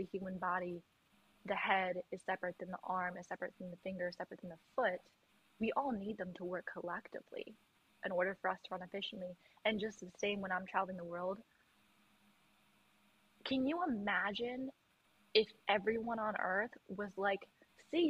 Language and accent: English; United States; I'm an American